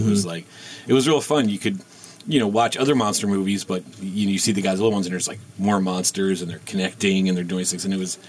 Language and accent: English; Wilmington, Delaware, United States; I grew up on the East Coast in Delaware.